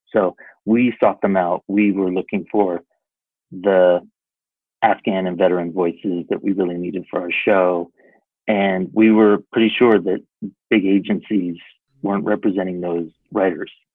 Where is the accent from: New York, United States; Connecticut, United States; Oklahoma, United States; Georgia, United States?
Connecticut, United States; East Lyme; moved away as an adult; now in Los Angeles, United States; I was so lucky to grow up in the town that I did